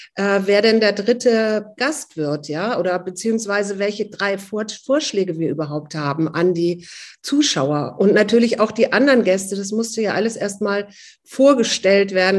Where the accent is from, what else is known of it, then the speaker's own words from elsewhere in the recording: Hamburg, Germany; now in Berlin, Germany; ich bin eigentlich gebürtige Hamburgerin und zwar mittendrin aus Barmbek